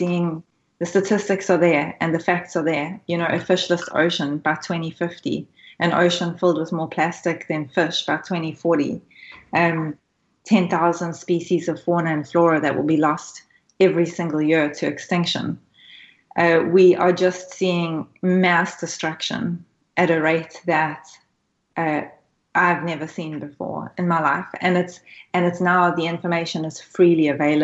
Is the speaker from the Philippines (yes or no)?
no; South Africa; now in Australia; I'm originally South African, so I come from Africa. So I've faced these issues growing up as well